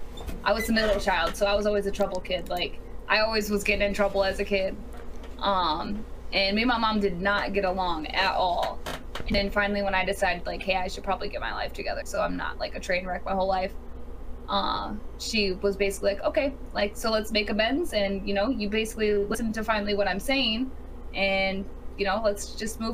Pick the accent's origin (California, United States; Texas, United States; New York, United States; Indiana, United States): Indiana, United States; I'm from Indiana. Born and raised in the cornfields.